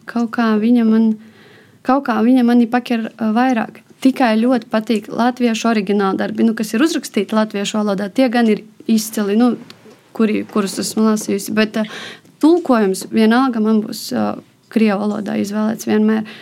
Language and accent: Latvian; Latvia; first language Russian; Latvian is a second language; Nu, krievu valoda ir mana dzimtā valoda, bet mācījos es jau kopš bērnu dārza latviešu plūsmā. Līdz ar to es domāju abās valodās